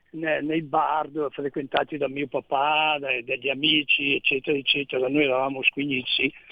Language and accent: Italian; Gallarate, Lombardy, Italy; Io sono nato a Gallarate, tu sai che Cassano Magnago è attaccato a Gallarate.